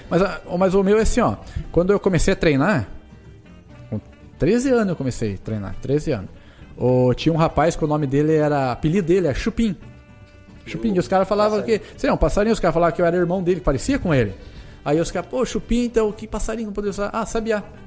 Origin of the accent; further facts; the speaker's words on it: Porto União, Santa Catarina, Brazil; Eu sou natural de Porto União, mas nasci em União da Vitória